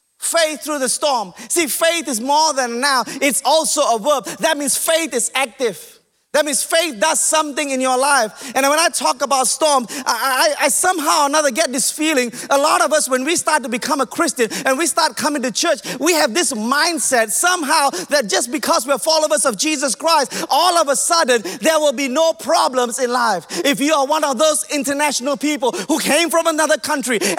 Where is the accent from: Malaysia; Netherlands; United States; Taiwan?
Malaysia; I'm Malaysian